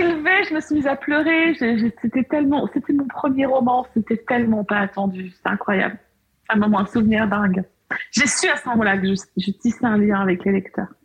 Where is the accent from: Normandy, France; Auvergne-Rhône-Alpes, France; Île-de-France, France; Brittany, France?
Auvergne-Rhône-Alpes, France; Beaujolais; Je suis née dans le Beaujolais